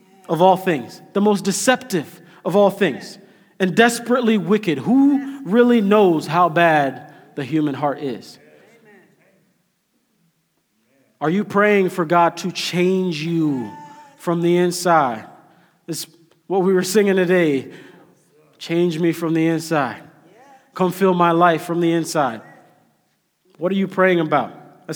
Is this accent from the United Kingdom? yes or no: no; Kenya; now in United States; I'm Kenyan, but I'm like Kenyan American because I'm a citizen now.